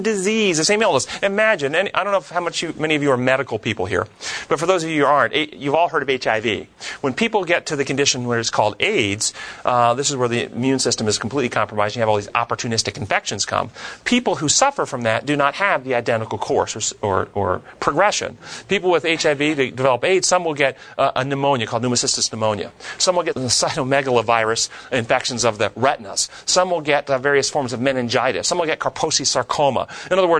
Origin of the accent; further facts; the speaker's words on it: United States; when I was raised here in America